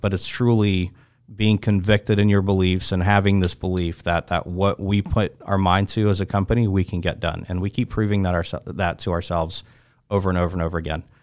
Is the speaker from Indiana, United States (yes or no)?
no; Chapel Hill, North Carolina, United States; also born or lived in Moscow, Russia; I grew up in Chapel Hill